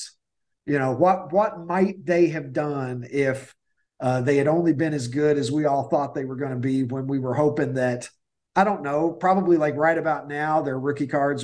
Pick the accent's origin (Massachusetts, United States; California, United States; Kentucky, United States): Kentucky, United States; now in Chicago, United States; I grew up in Kentucky